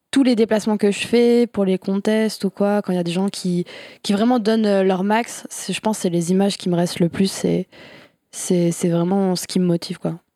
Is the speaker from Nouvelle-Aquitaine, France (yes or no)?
yes; Bergerac, Nouvelle-Aquitaine, France; now in Bordeaux, France; je viens de Bergerac, à côté de Bordeaux, donc maintenant j'habite à, Bordeaux